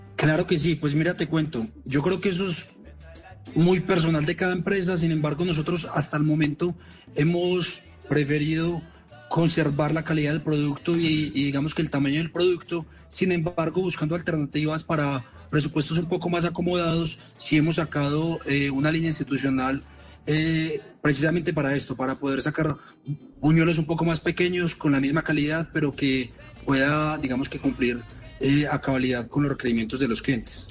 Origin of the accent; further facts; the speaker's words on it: Manizales, Caldas, Colombia; accent: paisa; yo soy de Manizales.